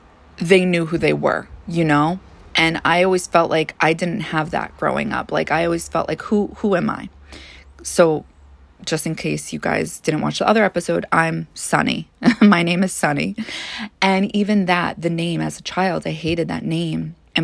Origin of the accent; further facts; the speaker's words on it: New York, United States; You know, I grew up in Long Island for the most part. I moved to several different places. But overall, I lived in Long Island for the majority of my childhood.